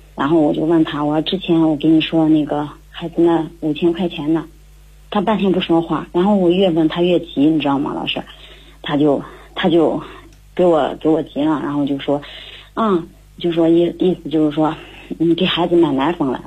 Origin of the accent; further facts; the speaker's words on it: Handan, Hebei, China; 我来自河北邯郸